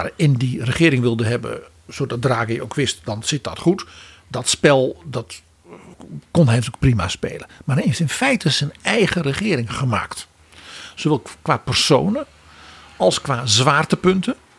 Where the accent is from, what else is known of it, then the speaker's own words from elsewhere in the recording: Netherlands; als Nederlanders